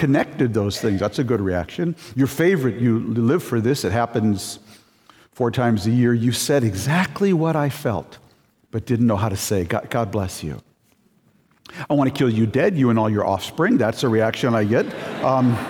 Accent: Minnesota, United States; I grew up in Minnesota

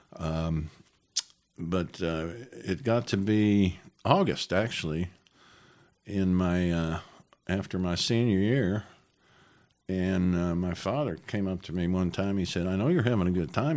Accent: Jersey City, New Jersey, United States; I was born in New Jersey, right across the river from New York, Jersey City

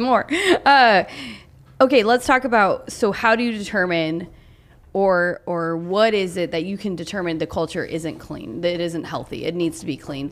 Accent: Oklahoma, United States; I grew up in Oklahoma

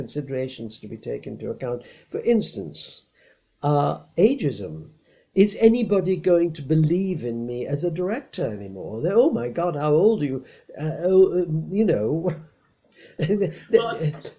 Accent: India; moved away; I was born in India in such and such a year

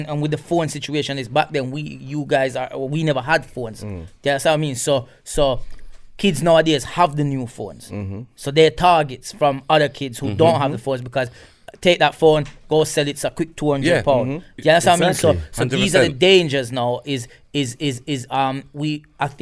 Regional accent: Jamaica; now in England; I grew up in Jamaica

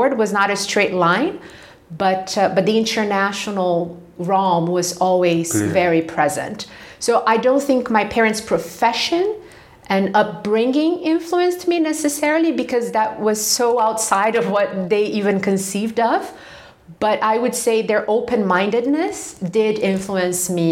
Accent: Rio de Janeiro, Brazil; moved away as an adult; also born or lived in Brasilia, Brazil; now in Switzerland; I'm not from the city of Rio itself. I'm from the state of Rio, about two hours from the capital, which is a relatively small town for Brazilian standards

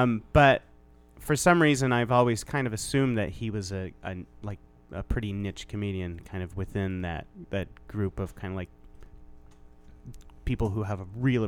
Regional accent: Nebraska, United States; accent: Nebraskan; my stark Nebraskan accent

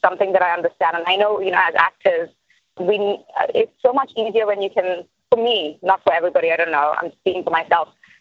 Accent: India; moved away; coming from India

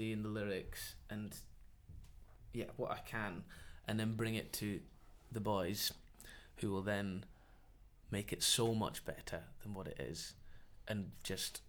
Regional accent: Edinburgh, Scotland, United Kingdom; moved away; also born or lived in Manchester; I'm from Leith on the docks of Edinburgh

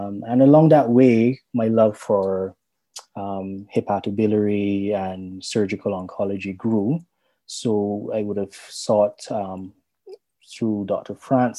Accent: Barbados; also born or lived in Jamaica; I'm from Barbados.

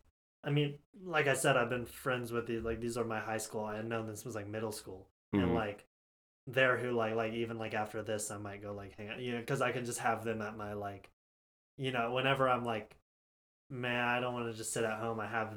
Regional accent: Kansas City, Missouri, United States; also born or lived in Oklahoma; when I moved to Kansas City from Oklahoma, I was 8 years old

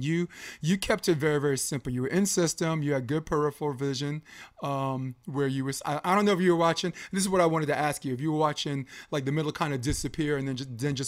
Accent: New York, United States; I'm from New York

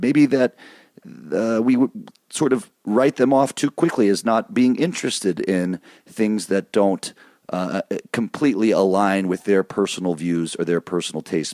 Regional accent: Michigan, United States; moved away; also born or lived in East Coast; I grew up in Michigan.

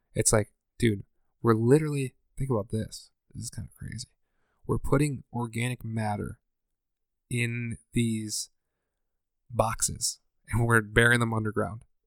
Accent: Scranton, Pennsylvania, United States; I'm from Scranton

